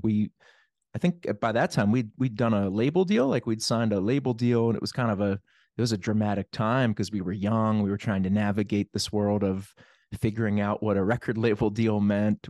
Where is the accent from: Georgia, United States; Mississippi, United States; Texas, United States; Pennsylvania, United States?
Pennsylvania, United States; Plum; I grew up in Plum